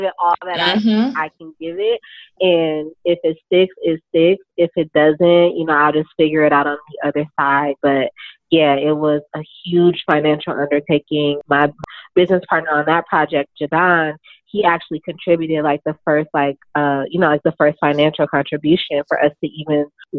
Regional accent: Milwaukee, Wisconsin, United States; moved away as an adult; also born or lived in Chicago, Illinois; now in Brooklyn, United States; I'm from Milwaukee, Wisconsin. That's where I was born, and I lived there until I left for school.

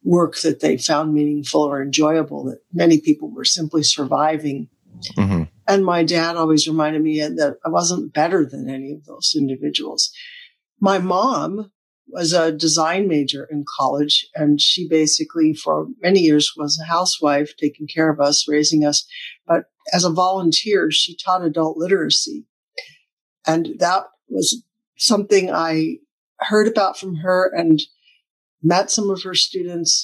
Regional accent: Oak Ridge, Tennessee, United States; also born or lived in Michigan / Japan; I grew up in East Tennessee, in an area. I was born in Michigan, but my family moved to Tennessee when I was 1 year old.

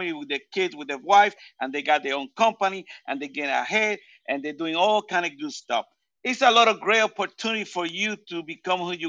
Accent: Puerto Rico; now in United States; I came from Puerto Rico

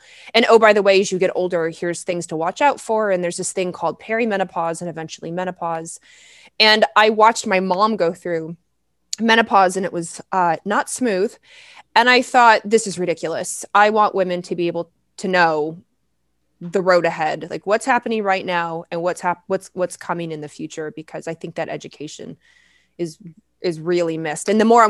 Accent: the South, United States; And I grew up in the South.

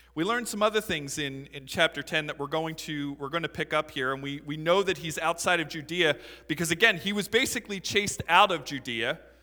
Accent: Philadelphia, Pennsylvania, United States; I'm from Philadelphia

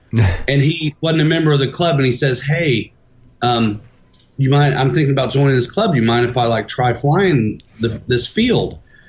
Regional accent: Muncie, Indiana, United States; moved away as an adult; now in South Bend, United States; I'm from Muncie and I moved here 6 years.

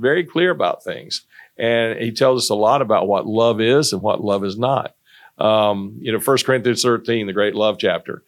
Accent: North Carolina, United States; moved away as an adult; also born or lived in Greensboro, North Carolina; now in Irmo, South Carolina, United States; I'm from North Carolina, and I went to N C State

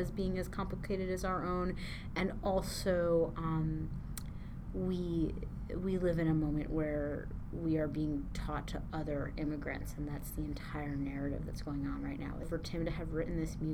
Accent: Gary, Indiana, United States; I'm from Gary, Indiana

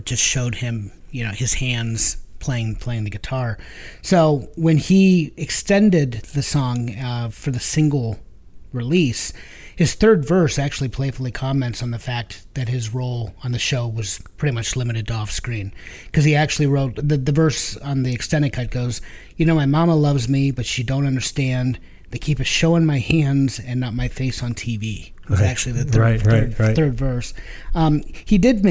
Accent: Northeast Ohio, United States; as a Northeast Ohioan

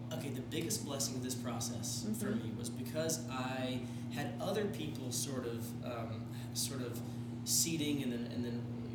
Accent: the South, United States; Southerner, and I love my hometown

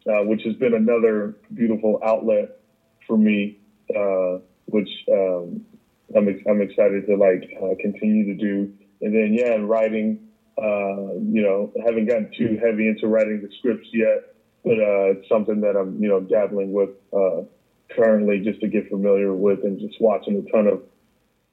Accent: Mesa, Arizona, United States; moved away; how the hell did I live here?

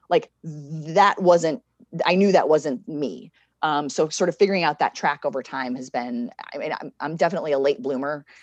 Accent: Connecticut, United States; moved away as an adult; also born or lived in Richmond, Virginia / Oklahoma; now in Alexandria, United States; I'm from Connecticut originally.

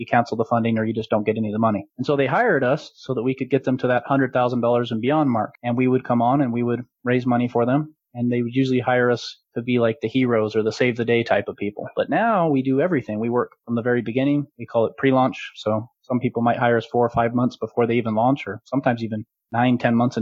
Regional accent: Utah, United States; I am from Utah myself. I'm about 30 minutes north of Salt Lake City

